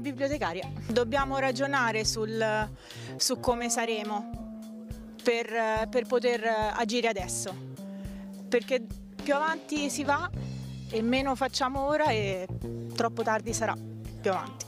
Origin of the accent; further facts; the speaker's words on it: Massa, Tuscany, Italy; vengo da Massa